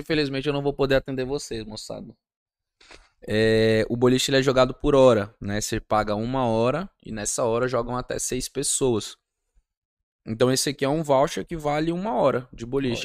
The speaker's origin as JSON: {"language": "Portuguese", "region": "Rondônia", "country": "Brazil", "said": "eu sou rondoniense"}